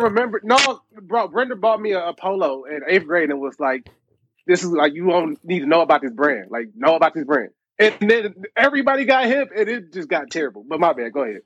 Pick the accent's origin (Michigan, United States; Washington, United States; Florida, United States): Michigan, United States; Detroit; I'm from Detroit